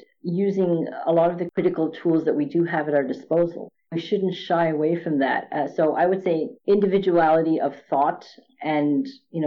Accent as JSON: {"language": "English", "town": "Montreal", "region": "Quebec", "country": "Canada", "tie": "born or raised there", "also_born_or_lived": "India", "said": "growing up in Montreal in the 60s, well, early 70s"}